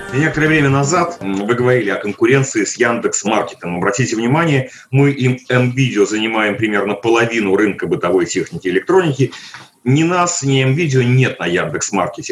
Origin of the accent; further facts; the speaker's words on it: Moscow, Russia; я как э, москвич